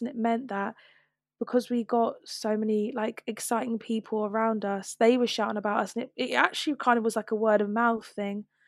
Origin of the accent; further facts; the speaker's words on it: London, United Kingdom; I'm from South London, I've grown up here